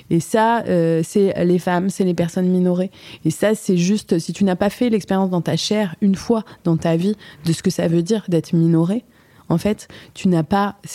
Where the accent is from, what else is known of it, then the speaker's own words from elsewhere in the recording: Switzerland; Je suis suisse en fait, et je ressemble à une marocaine. En fait, je suis aussi marocaine